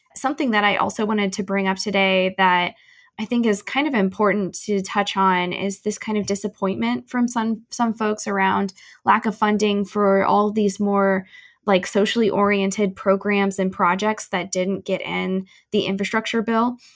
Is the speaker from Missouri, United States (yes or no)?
yes; St. Louis, Missouri, United States; moved away; I am originally from St. Louis, um, and or the St. Louis Metro rather